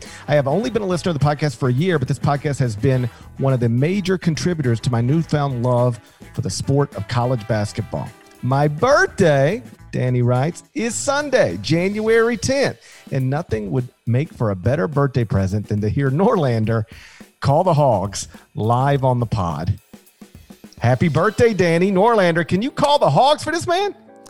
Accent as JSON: {"language": "English", "region": "Connecticut", "country": "United States", "tie": "born or raised there", "said": "I grew up in Connecticut and can confirm Drake's Cakes are in fact a thing."}